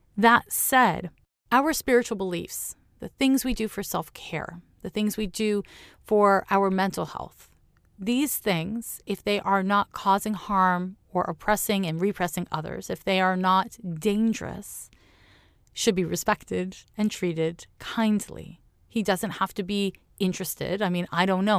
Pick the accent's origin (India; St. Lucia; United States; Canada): Canada; Montreal, Quebec; my hometown, Montreal, Quebec